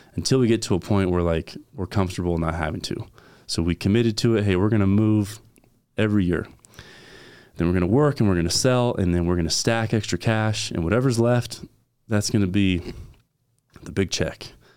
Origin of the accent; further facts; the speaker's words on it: Valley Center, California, United States; I grew up in California